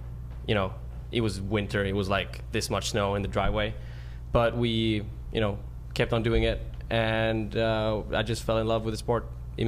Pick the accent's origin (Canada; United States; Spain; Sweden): Sweden; Malmö, Skåne; I live 5 minutes from where I grew up.